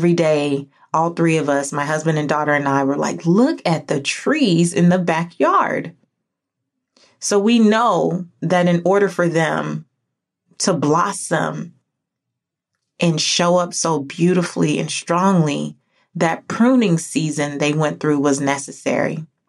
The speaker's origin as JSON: {"language": "English", "region": "California", "country": "United States", "lives_now": "Georgia, United States", "said": "Now, I'm from California, moved back to Georgia, and Georgia's very green"}